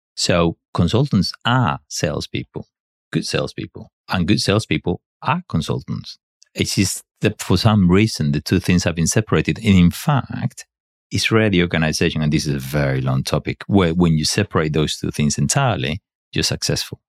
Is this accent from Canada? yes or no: no; Spain; English is a second language; moved away; I'm not English. I should have been though. No, I'm not. I'm Spanish.